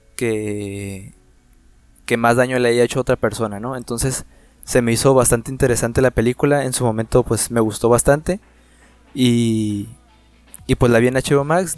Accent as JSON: {"language": "Spanish", "country": "Mexico", "said": "como mexicanos nosotros"}